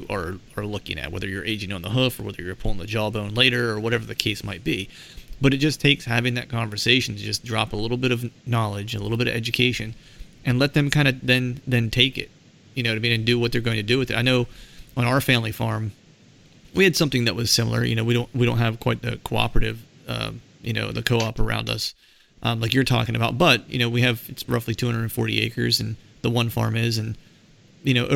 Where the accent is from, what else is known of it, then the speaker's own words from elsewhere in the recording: South Central Pennsylvania, United States; also born or lived in Charleston, South Carolina; I grew up in South Central Pennsylvania